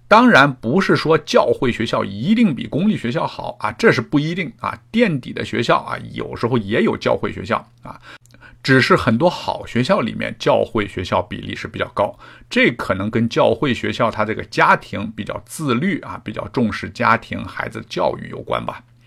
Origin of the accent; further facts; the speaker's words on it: China; now in Canada; 那么我们中国人来了，反正是移民嘛